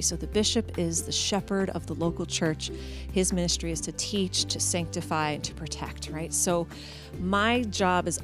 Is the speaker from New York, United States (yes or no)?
no; Somerville, New Jersey, United States; also born or lived in Indiana; now in Philadelphia, United States; I was born and raised in Somerville, New Jersey, in a practicing Catholic family